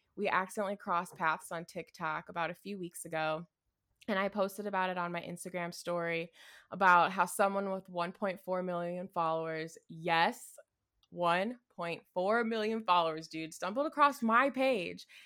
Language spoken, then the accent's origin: English; Midwest, United States; I'm from the Midwest